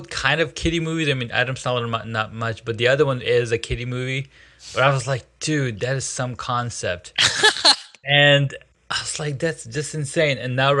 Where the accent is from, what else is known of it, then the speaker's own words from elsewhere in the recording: Saudi Arabia; moved away; I grew up in Saudi